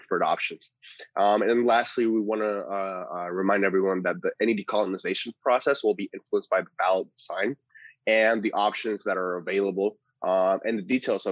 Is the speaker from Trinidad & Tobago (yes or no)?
no; Trujillo Alto, Puerto Rico; moved away as an adult; also born or lived in Santurce, Puerto Rico / New York, United States; I was raised in Trujillo Alto, Puerto Rico, lived there until 17, 18 years old, before I moved to New York for NYU